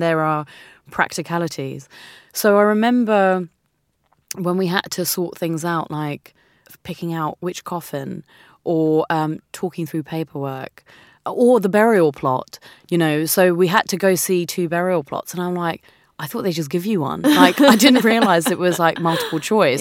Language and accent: English; India; moved away; also born or lived in New Zealand; I'm Indian. Um, mm. This is half of my home.